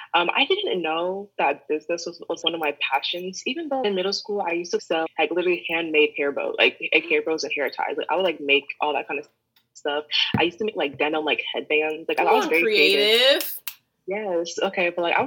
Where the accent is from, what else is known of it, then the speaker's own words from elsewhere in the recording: Midwest, United States; now in New York, United States; Like, the only thing you need to know is, like, I'm from the Midwest, came to New York, and I like fashion